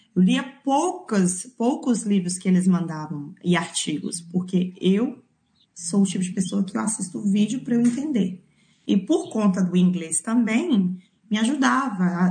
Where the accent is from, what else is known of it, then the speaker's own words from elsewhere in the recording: Belo Horizonte, Minas Gerais, Brazil; moved away as an adult; also born or lived in Nanuque, Minas Gerais; now in New Zealand; Eu sou de, nasci no interior de Minas, e Nanuque, mas criei, fui criada em Belo Horizonte